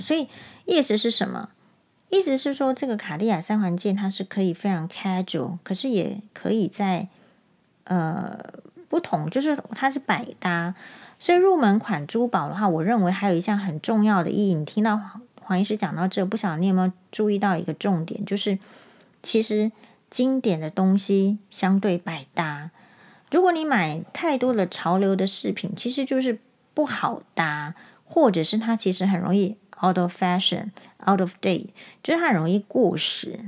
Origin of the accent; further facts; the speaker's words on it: Taiwan; 跟他说我是台湾人